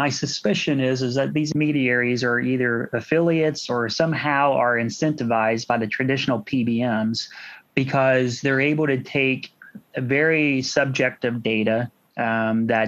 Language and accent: English; Washington, Indiana, United States; Washington's is my hometown